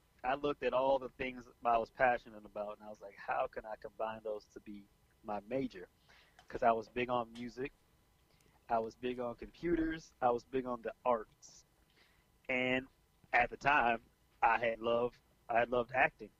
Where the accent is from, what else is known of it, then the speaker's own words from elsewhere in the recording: Richmond, Virginia, United States; also born or lived in Kentucky; now in Virginia Beach, United States; growing up in Richmond was cool